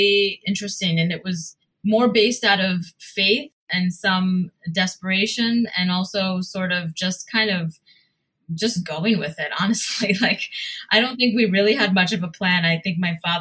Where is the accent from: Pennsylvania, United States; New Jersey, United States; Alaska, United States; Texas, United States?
New Jersey, United States; moved away as an adult; also born or lived in New York; now in Mumbai, India; although I was born in New York and raised in New Jersey